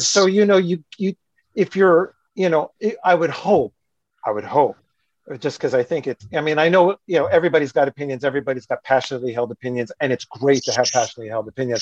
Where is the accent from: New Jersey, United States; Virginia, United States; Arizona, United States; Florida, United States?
New Jersey, United States; I'm from New Jersey